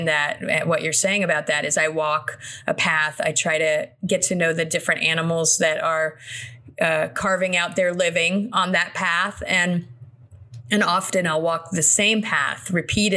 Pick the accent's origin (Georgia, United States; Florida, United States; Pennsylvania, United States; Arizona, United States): Florida, United States; South; I grew up in South Florida